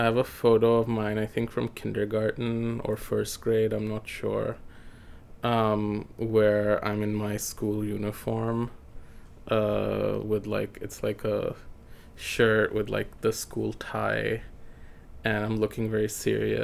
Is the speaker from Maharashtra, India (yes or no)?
no; New Delhi, Delhi, India; now in New York, United States; I was born in New York, but it's just where I was born, like literally, because I went. I was taken to India, to New Delhi